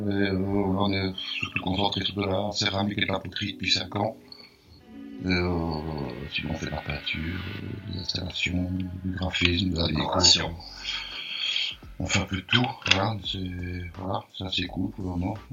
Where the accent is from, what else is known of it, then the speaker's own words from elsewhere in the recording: Liège, Wallonia, Belgium; on vient de Liège, en Belgique, et on faisait, on faisait partie d'un collectif.